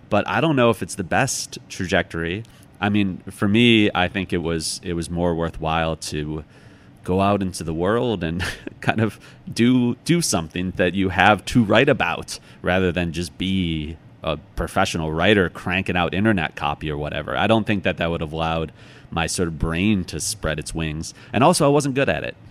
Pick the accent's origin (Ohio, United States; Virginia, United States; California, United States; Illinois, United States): Illinois, United States; outside Chicago; now in New York, United States; I grew up outside Chicago